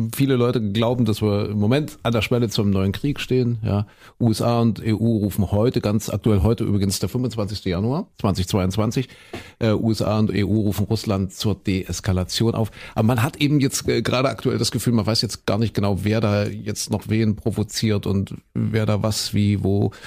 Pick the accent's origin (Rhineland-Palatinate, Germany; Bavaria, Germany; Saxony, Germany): Saxony, Germany; hier bei uns in Sachsen